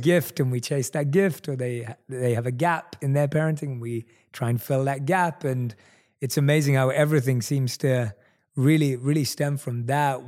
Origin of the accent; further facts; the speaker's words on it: London, United Kingdom; one of few Indian people in my entire area that I grew up with in London